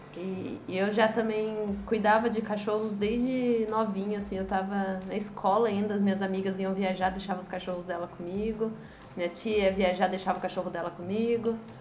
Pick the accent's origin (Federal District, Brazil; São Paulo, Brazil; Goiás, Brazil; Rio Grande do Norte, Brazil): São Paulo, Brazil; Taubaté; moved away as an adult; now in São Vicente, Brazil; Eu sou de Taubaté, interior de São Paulo